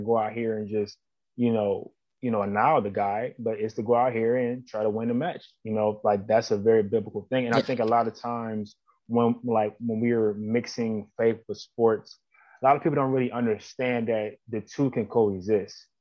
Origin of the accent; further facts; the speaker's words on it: Plum, Pennsylvania, United States; I'm from Plum as well